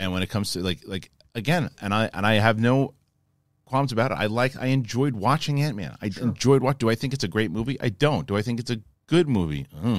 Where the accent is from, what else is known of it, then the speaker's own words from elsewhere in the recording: Boston, Massachusetts, United States; I'm definitely from Boston, and all that stuff too.